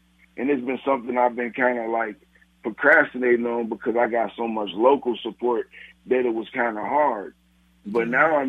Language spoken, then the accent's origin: English; Gary, Indiana, United States; We're originally from Gary, Indiana. We moved here because of violence and stuff.